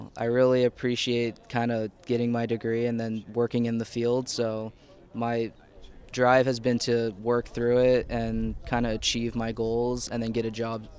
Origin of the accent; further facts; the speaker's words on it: Willingboro, New Jersey, United States; I'm from Willingboro as well.